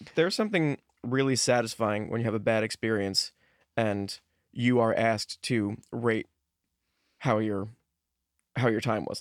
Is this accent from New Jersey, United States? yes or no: yes; New Jersey, United States; moved away; also born or lived in Los Angeles; I grew up in Jersey